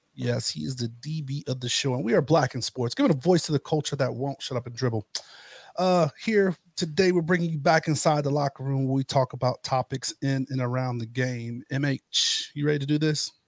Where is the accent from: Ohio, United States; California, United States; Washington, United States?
Ohio, United States; moved away; growing up in the Ohio area